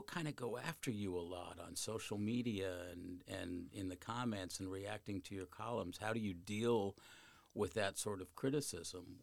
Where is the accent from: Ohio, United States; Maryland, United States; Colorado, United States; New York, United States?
Colorado, United States; Littleton; now in St. Louis, United States; I grew up in Littleton, Colorado